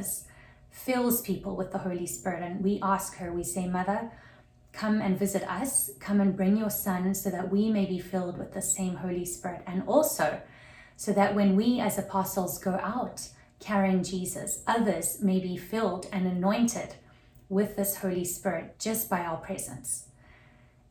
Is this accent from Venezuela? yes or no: no; South Africa; now in Atlanta, United States; growing up in South Africa, that was very Protestant